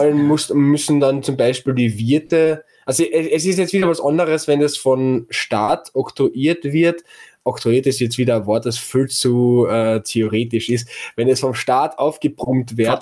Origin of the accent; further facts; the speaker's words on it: Klagenfurt, Carinthia, Austria; als Klagenfurter